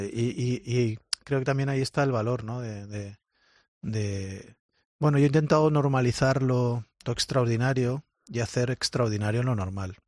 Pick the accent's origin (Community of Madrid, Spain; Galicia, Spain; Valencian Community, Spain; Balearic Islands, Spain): Valencian Community, Spain; Valencia; moved away as an adult; now in Molde, Norway; un tío de Valencia, del Mediterráneo, eh, esté viviendo en, en, un sitio como Molde